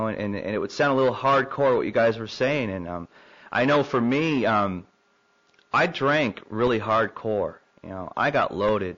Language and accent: English; Southern California, United States; moved away as an adult; also born or lived in San Antonio, Texas; now in Tulsa, United States; I was born in San Antonio in 1968, and lived there for probably about a month of my life and moved to Southern California, and lived there for 25 years